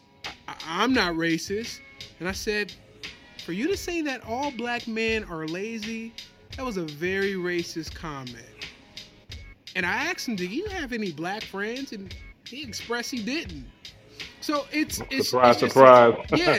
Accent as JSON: {"language": "English", "town": "Detroit", "region": "Michigan", "country": "United States", "said": "we're from Detroit"}